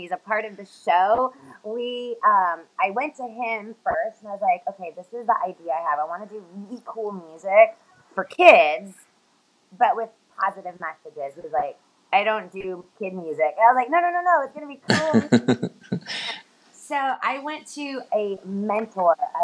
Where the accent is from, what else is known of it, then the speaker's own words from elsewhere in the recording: Los Angeles, California, United States; I'm from Los Angeles.